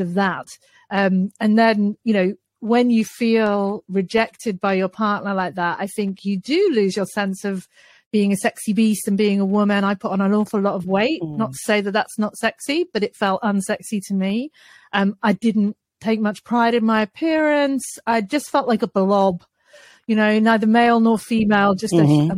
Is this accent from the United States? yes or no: no; United Kingdom; I'm British